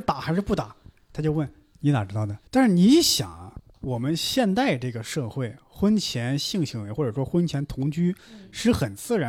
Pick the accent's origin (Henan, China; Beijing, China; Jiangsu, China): Henan, China; 我们河南的方言